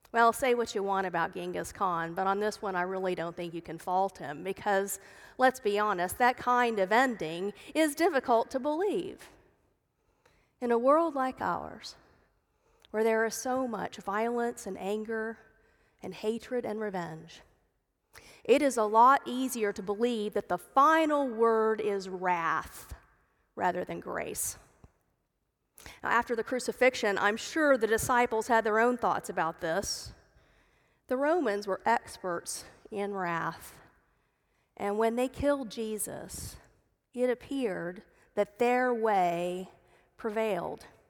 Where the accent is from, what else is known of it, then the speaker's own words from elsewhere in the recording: Dallas, Texas, United States; I grew up in Dallas